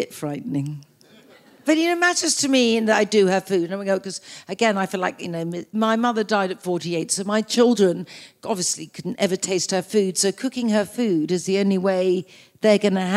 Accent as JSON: {"language": "English", "country": "Australia", "said": "being Australian"}